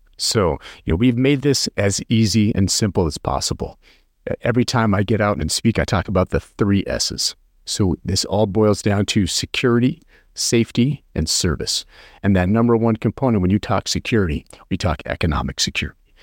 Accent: rural western Nebraska, United States; now in North Carolina, United States; I grew up in a really small town in, in rural western Nebraska

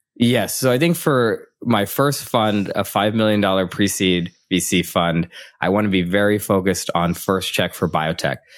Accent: Midwest of the United States, United States; moved away as an adult; also born or lived in San Francisco; I was from the Midwest of the United States

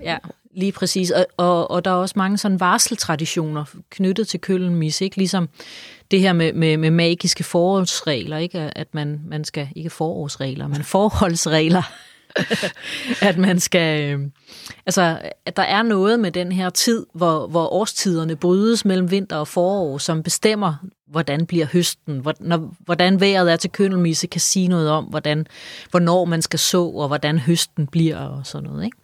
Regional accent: Funen, Southern Denmark, Denmark; jeg er jo fra Fyn

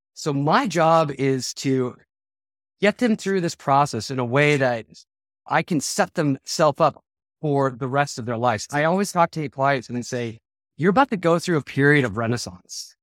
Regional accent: Denver, Colorado, United States; also born or lived in Charleston, South Carolina / Minnesota; I'm from Denver. I've been here since I've been four years old

